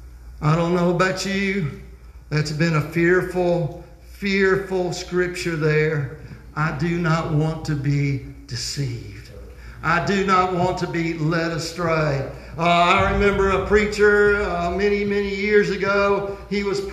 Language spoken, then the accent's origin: English; United States